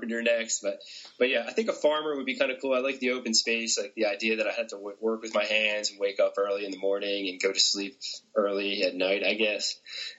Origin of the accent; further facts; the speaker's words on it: Philadelphia, Pennsylvania, United States; moved away; I'm from Philadelphia originally, and in Philadelphia, that word is used probably 3 to 5 times per sentence